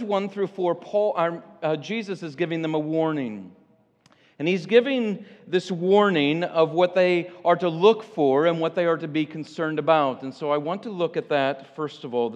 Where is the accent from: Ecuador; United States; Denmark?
United States; Illinois; now in Michigan, United States; I grew up in Illinois